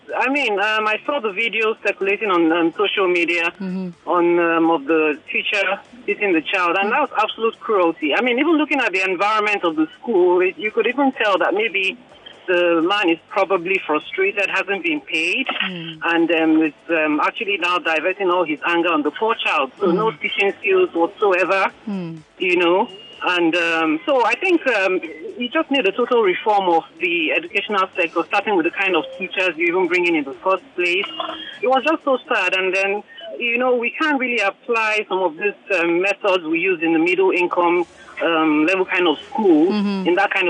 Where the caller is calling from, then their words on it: Lekki, Lagos, Nigeria; from Lekki.